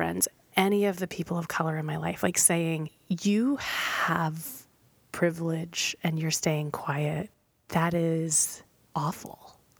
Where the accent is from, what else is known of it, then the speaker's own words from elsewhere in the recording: Tennessee, United States; I'm from Tennessee.